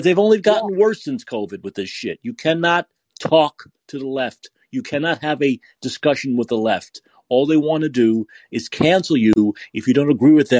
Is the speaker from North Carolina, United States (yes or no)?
no; New York City, New York, United States; I'm from Staten Island.